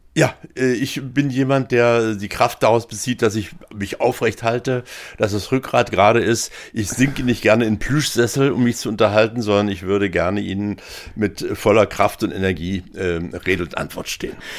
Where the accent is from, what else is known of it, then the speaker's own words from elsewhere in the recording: Dessau, Saxony-Anhalt, Germany; moved away as an adult; also born or lived in Berlin / France; Ich bin hier in Dessau aufgewachsen, ich bin hier zur Schule gegangen